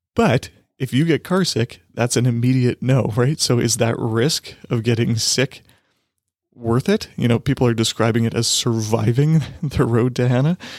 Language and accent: English; Saskatchewan, Canada; I'm from Saskatchewan